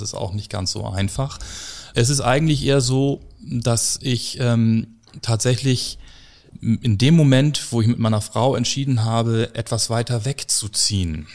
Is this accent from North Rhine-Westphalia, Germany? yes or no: no; Hamburg, Germany; ich bin äh, 1976 in dieser schönen Stadt Hamburg geboren